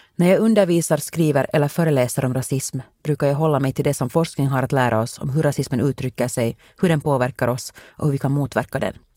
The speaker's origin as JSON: {"language": "Swedish", "town": "Helsinki", "region": "Uusimaa", "country": "Finland", "tie": "born or raised there", "moved": "as an adult", "lives_now": "United States"}